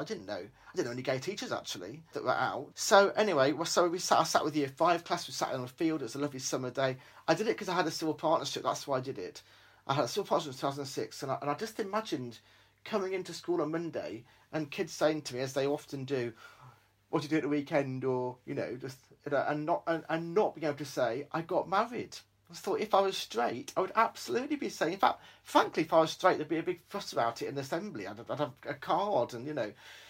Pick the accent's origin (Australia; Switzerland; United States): Australia; born there; I said, I was born in Australia. I've got 7 sisters.